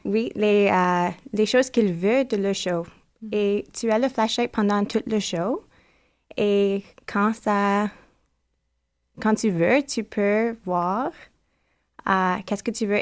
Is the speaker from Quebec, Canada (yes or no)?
no; Toronto, Ontario, Canada; French is a second language; je viens de Toronto.